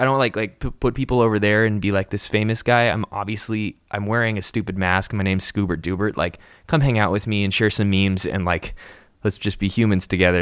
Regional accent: Encinitas, California, United States; interned at a record label in Encinitas, my hometown

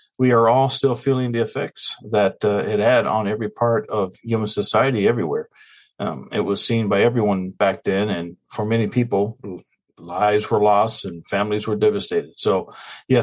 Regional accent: Canada; now in United States; being from Canada, I remember the Queen being quite endeared by everyone I knew, as of course I grew up in the Commonwealth

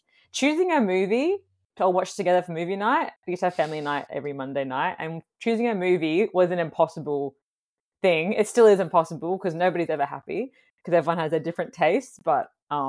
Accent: Fremantle, Western Australia, Australia; born there; So I was born in Fremantle.

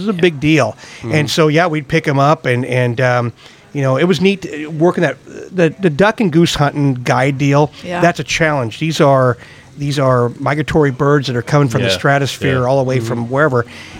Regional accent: Nebraska, United States; I'm from Nebraska.

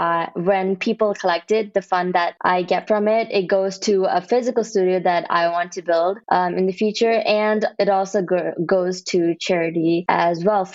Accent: Kerala, India; now in Texas, United States; I was born in India. Yeah. Then I moved to Texas in the US. Where in India? There's a place called Kerala

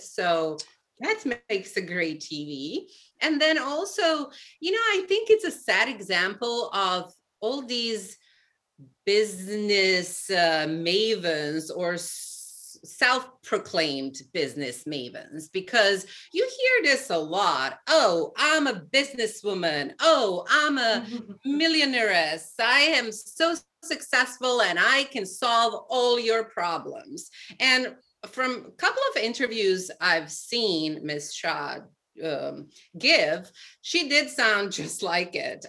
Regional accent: Serbia; moved away as an adult; now in New York City, United States; I was born in Serbia

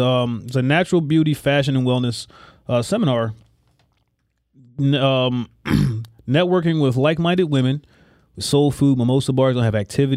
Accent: Cape May County, New Jersey, United States; I'm originally from Cape May County

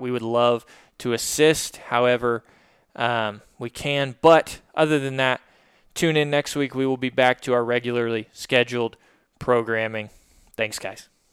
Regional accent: Little Rock, Arkansas, United States; this is obviously where our business is located in Little Rock. Um, but this is also my hometown.

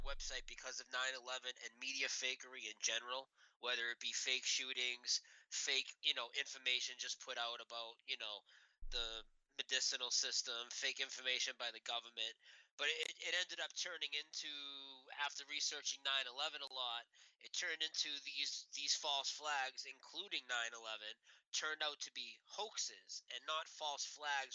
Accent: Lowell, Massachusetts, United States; I'm from Lowell, Massachusetts

